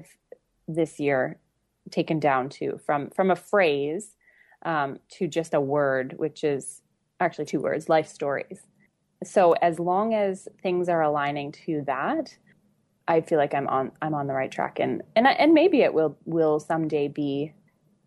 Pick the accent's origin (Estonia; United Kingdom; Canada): Canada; I'm from Canada